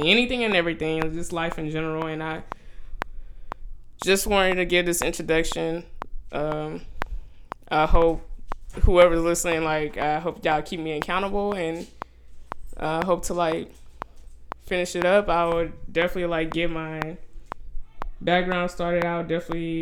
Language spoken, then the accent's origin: English; Houston, Texas, United States; now in Austin, United States; I'm originally from Houston, but I'm living out in ATX right now